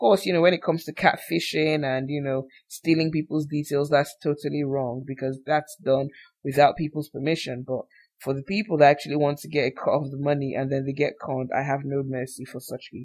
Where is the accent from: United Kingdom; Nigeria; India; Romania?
Nigeria; I'm from Nigeria